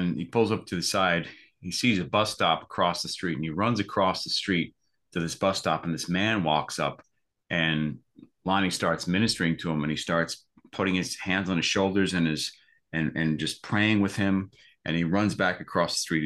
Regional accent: East Coast, United States; I grew up on the East Coast, pretty much as a Roman Catholic kid.

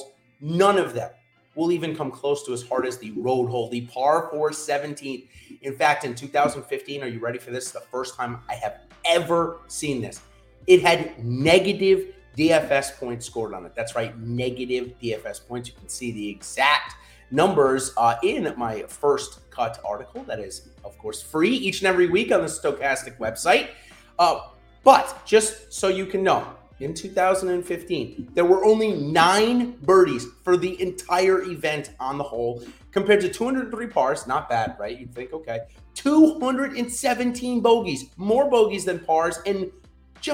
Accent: New England, United States; I'm from New England, so we don't get many US Opens or major championships

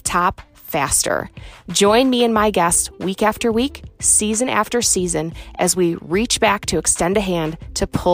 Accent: Reno, Nevada, United States; born or raised there

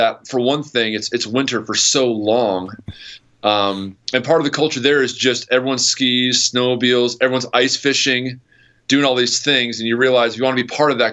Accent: New York, United States; also born or lived in Wisconsin / Akron, Ohio; now in Ohio, United States; I'm from New York originally

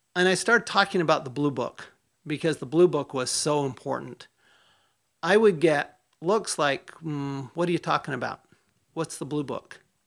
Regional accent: Tempe, Arizona, United States; Tempe, Arizona, my hometown.

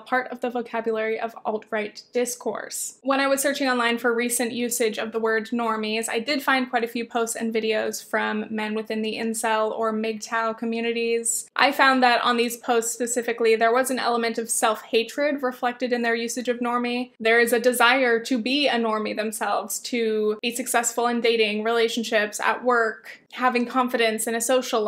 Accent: near Southern California beach towns, United States; I grew up near Southern California beach towns

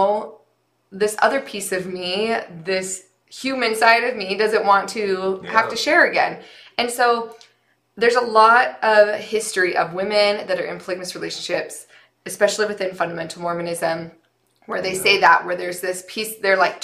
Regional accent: St. George, Utah, United States; we both grew up in southern Utah.

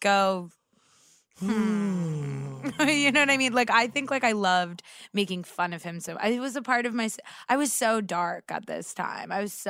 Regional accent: Los Angeles, California, United States; I'm from Los Angeles.

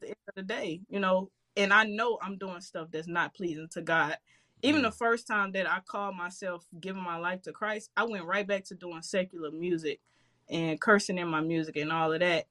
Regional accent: St. Louis, Missouri, United States; I grew up in Walnut Park, um, crazy neighborhood in St. Louis.

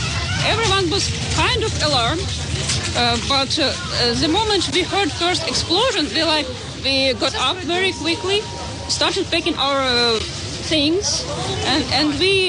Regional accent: Kyiv Oblast, Ukraine; moved away; I am from Kyiv Oblast.

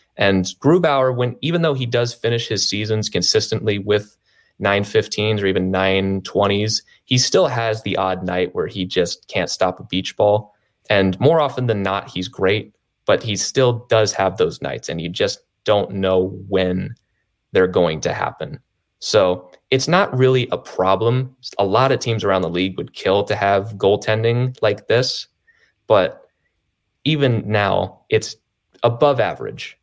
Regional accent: Maryland, United States; I grew up in Maryland, so I grew up a Caps fan

